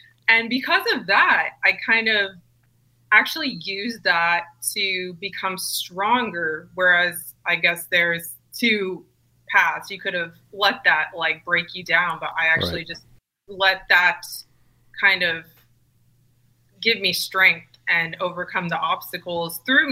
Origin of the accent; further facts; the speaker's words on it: Weston, Connecticut, United States; growing up in a really small town in Connecticut called Weston, Connecticut